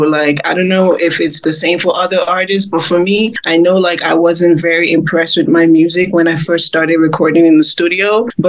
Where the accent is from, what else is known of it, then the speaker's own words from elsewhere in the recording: Port Harcourt, Rivers State, Nigeria; Growing up in Africa, like, it was hard for me to, like, actually sing songs that I wanted to sing about